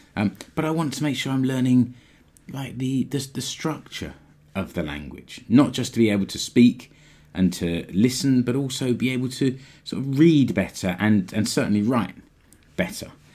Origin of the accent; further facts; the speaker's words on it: United Kingdom; moved away as an adult; now in Finland; As a Brit, I had the freedom to move to Finland as an E U citizen